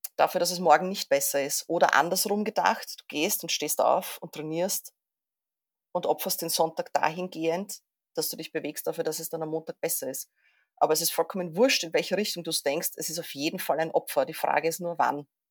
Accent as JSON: {"language": "German", "region": "Vienna", "country": "Austria", "said": "ich komme aus Wien"}